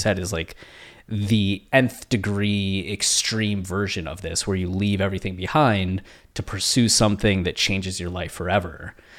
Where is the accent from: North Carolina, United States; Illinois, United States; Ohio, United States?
Ohio, United States; moved away; people that I grew up with in Ohio